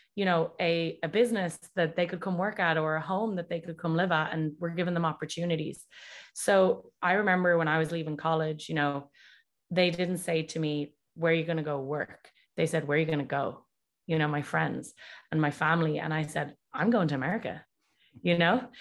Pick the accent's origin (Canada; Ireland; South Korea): Ireland; Dublin, Leinster; moved away as an adult; also born or lived in Boston / New Jersey; now in California, United States; I was raised in Dublin and went to school there, went to university there